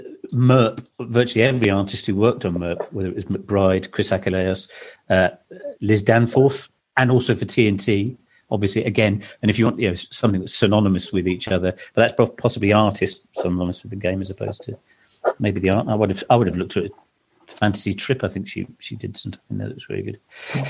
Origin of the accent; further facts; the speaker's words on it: East of England, United Kingdom; I did tell you I grew up in Suffolk, didn't I?